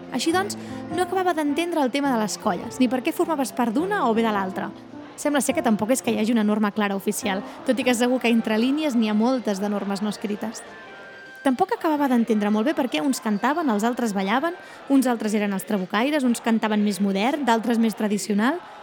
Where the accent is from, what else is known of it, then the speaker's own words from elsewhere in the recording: Ullastrell, Catalonia, Spain; A Ullastrell, al meu poble